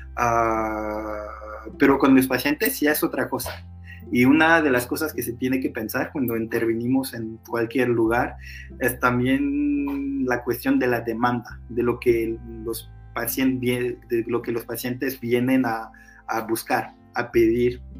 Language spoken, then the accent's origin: Spanish; Portugal; Spanish is a second language; now in France; Yo soy portugués también